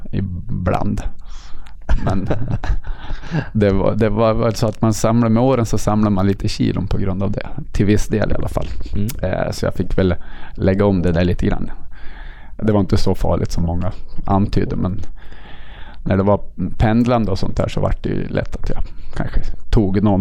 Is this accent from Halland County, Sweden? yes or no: no; Riddarhyttan, Västmanland, Sweden; Jag kommer från Riddarhyttan, en liten ort i norra Västmanland på gränsen till Dalarna. Många tror jag att det är från Dalarna på grund av mitt, mitt eh, min dialekt.